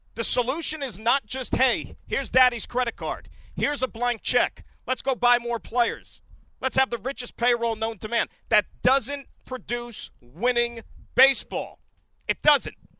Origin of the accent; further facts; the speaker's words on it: Hillside, New Jersey, United States; my hometown of Hillside, New Jersey